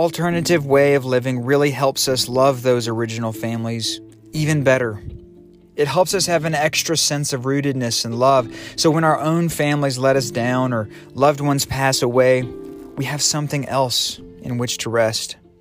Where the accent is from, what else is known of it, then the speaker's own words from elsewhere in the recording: the South, United States; moved away as an adult; also born or lived in Bucharest, Romania; I grew up in the South with big houses and open fields, southern drawls